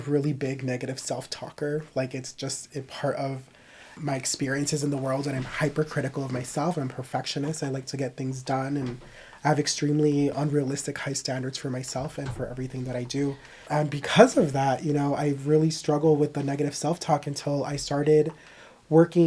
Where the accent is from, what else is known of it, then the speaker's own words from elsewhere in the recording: Mexico; I grew up in Mexico